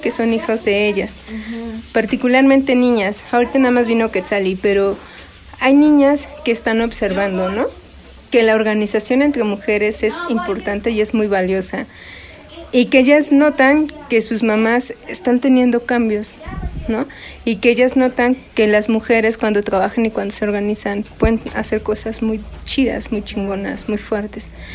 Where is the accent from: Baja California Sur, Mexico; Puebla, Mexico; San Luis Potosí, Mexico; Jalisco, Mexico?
Puebla, Mexico; Sierra Mixteca; now in Milpa Alta, Mexico; nosotras no somos originarias de Milpalta, nosotras ya tenemos aquí 20 años radicando. Nosotras somos de la Sierra Mixteca de Puebla.